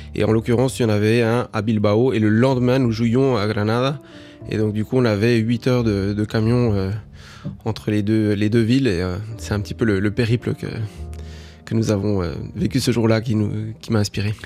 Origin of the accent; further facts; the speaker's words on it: Uruguay; moved away; also born or lived in France; je suis toujours entre la, France et l'Uruguay parce que c'est mon pays d'origine